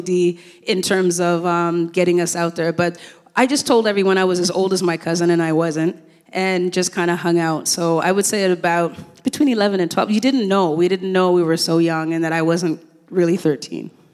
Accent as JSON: {"language": "English", "town": "Toronto", "region": "Ontario", "country": "Canada", "tie": "born or raised there", "also_born_or_lived": "Kingston, Jamaica", "said": "I came here when I was six years old"}